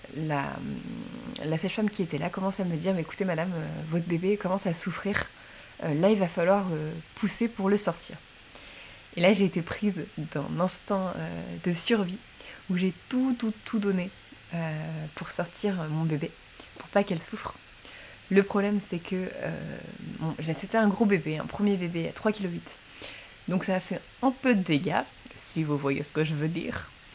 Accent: Champagne-Ardenne, small town near Troyes, Grand Est, France; moved away as an adult; now in Paris, France; j'ai grandi euh, en Champagne-Ardenne, dans une petite ville, vraiment une petite ville à côté de Troyes.

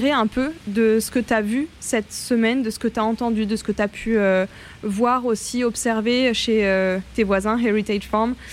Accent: France; Chez nous, en France et en Europe

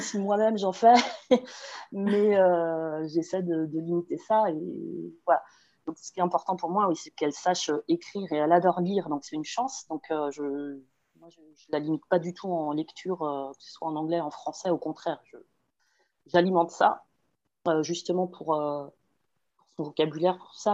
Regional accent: Pays de la Loire, France; moved away as an adult; now in Ireland; je suis originaire de Loire-Atlantique en France et j'habite en Irlande depuis très longtemps

